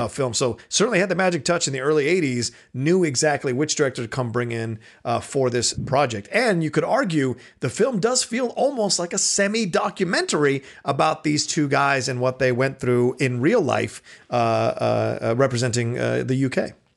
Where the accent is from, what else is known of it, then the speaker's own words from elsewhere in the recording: United States; an American like me